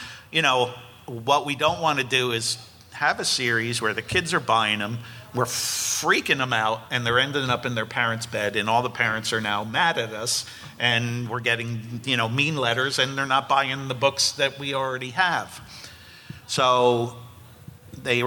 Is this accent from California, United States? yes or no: no; New Jersey, United States; I grew up in New Jersey